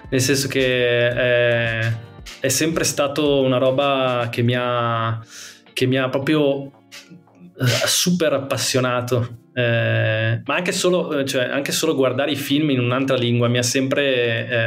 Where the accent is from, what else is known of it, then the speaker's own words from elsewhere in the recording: Veneto, Italy; moved away; da, da Veneto, ovviamente. esatto, essendo Veneto.